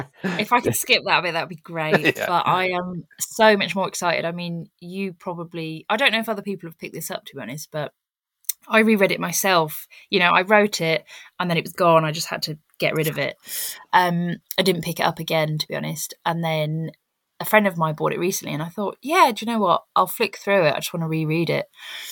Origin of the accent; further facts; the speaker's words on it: South West England, United Kingdom; now in Cornwall, United Kingdom; because where I'm from, so obviously I've moved to Cornwall, but I came from the Cotswolds, and that is an area that is absolutely rife with ego.